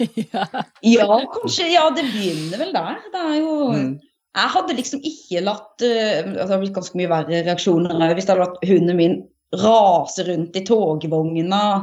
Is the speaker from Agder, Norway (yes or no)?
yes; Setesdal, Agder, Norway; jeg kommer fra Setesdal